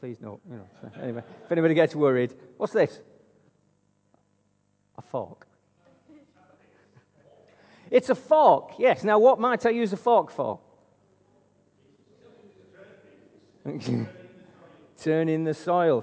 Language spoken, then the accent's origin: English; Wigan, North West England, United Kingdom; now in Altrincham, United Kingdom; greetings from my hometown of Wigan